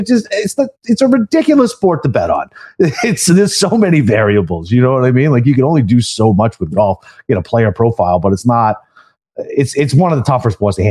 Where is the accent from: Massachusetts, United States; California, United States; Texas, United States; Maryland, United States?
Massachusetts, United States; Boston; So I'm originally from Boston, right? So that just got legalized up there